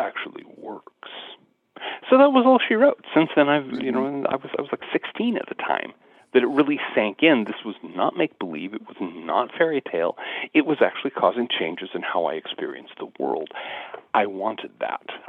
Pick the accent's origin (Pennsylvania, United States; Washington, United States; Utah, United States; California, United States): Washington, United States; Seattle; growing up in the South Seattle suburbs, out near Seattle, Washington